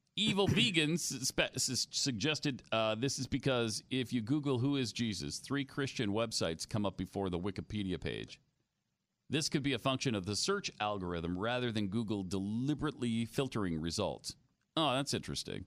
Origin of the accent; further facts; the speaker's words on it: United States; as an American people